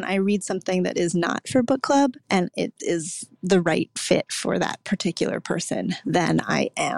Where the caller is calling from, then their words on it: Florida, United States; I'm calling from South Florida.